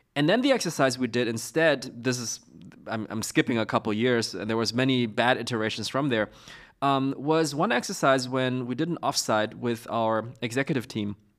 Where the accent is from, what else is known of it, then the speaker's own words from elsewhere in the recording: Beijing, China; moved away; also born or lived in Zurich; I'm from Beijing